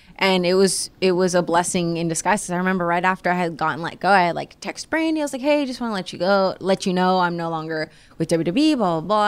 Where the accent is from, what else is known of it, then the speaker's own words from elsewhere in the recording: Florida, United States; growing up in Florida